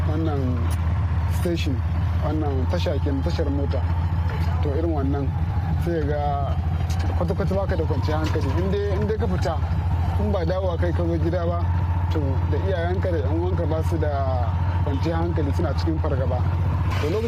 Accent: Kano State, Nigeria; moved away as an adult; now in Ghana; na fito daga jihar Kano.

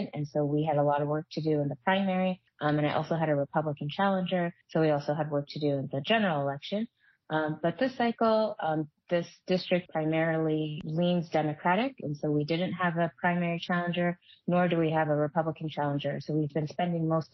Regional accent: Minnesota, United States; both of my parents immigrated to the United States from Nigeria, and I was born in Minnesota

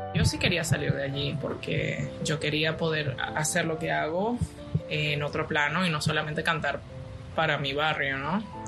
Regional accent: Venezuela; moved away; mi país

